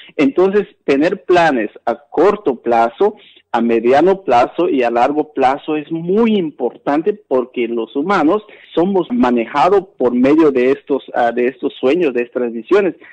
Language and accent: Spanish; Guatemala; moved away; soy Maya Canjobal, guatemalteco, migrante